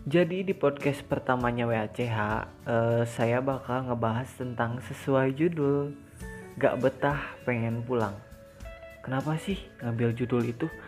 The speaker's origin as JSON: {"language": "Indonesian", "town": "Bandung", "region": "West Java", "country": "Indonesia", "tie": "born or raised there", "said": "Jadi aku itu asal Bandung, aku asli Bandung, aku lahir di Bandung, meskipun di kabupaten sih tapi tetap aku itu lahir di Bandung"}